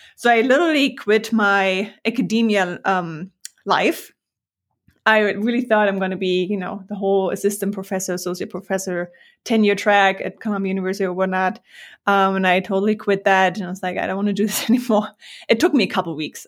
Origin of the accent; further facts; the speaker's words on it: Germany; moved away as an adult; also born or lived in Hamburg, Germany / New York City, United States; I'm from Germany